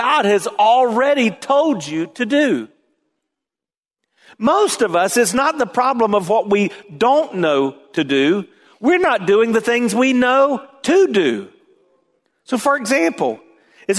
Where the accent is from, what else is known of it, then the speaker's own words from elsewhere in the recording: the South, United States; growing up in the South